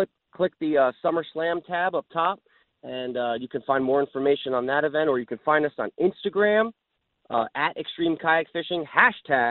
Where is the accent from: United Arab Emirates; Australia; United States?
United States; New Jersey; now in South Florida, United States; growing up in New Jersey, I fished a lot of tournaments with my father and our family in boats. And even when I moved to South Florida